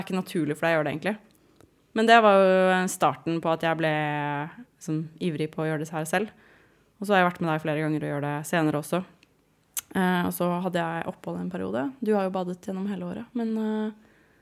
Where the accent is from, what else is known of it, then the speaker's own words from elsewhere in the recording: Asker, Akershus, Norway; jeg er fra Asker